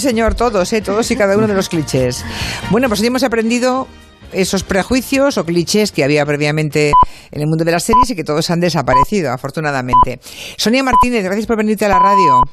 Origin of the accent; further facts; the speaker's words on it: Galicia, Spain; soy gallega